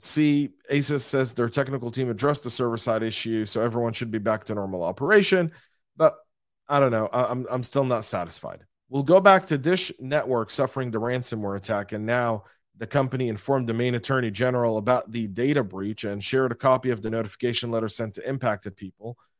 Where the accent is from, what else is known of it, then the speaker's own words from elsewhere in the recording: Atlanta, Georgia, United States; my hometown of Atlanta